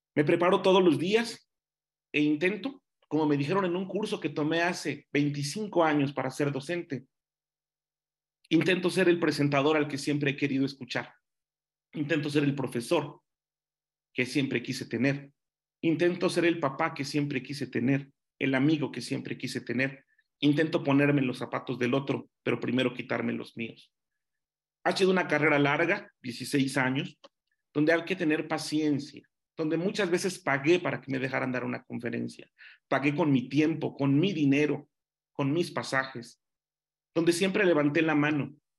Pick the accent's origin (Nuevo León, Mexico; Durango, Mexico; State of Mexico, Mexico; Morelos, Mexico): State of Mexico, Mexico; Nezahualcóyotl; Yo era de Nesa, yo era de Nesa